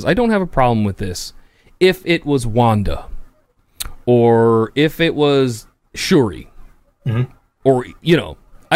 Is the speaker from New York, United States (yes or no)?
yes; New York City, New York, United States; I'm not from the same neighborhood as Peter Parker, but I'm from Queens